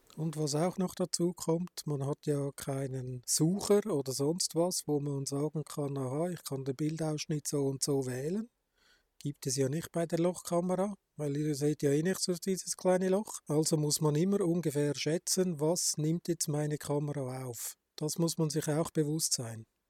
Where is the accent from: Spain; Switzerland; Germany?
Switzerland; Bei uns in der Schweiz